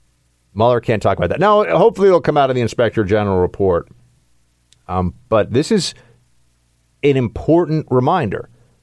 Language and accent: English; New York, United States; I'm a New Yorker.